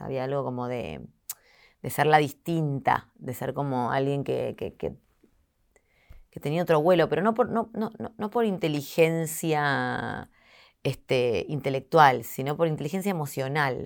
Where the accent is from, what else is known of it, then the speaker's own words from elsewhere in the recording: Argentina; soy muy argentina en eso